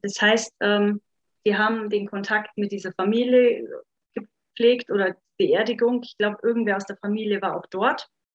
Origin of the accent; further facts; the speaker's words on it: Upper Franconia, Bavaria, Germany; now in Munich, Germany; wie ihr vielleicht unschwer raushören könnt, komme ich eigentlich aus Oberfranken